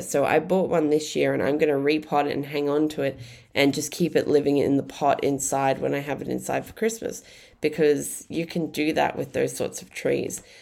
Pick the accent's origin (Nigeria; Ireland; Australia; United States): Australia; Brisbane, Queensland; I grew up in Brisbane